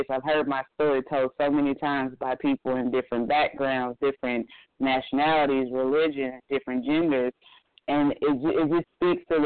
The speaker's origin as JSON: {"language": "English", "region": "Midwest", "country": "United States", "lives_now": "Atlanta, United States", "said": "I'm coming from the Midwest where we could talk about certain food items"}